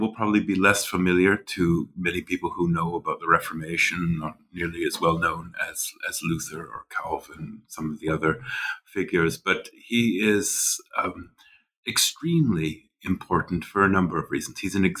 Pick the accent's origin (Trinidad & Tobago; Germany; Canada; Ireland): Canada; also born or lived in Nova Scotia, Canada / St. Andrews, Scotland / Switzerland; Sure. I grew up in Canada, in the western prairies of Canada, and then studied for many years in Nova Scotia on the East Coast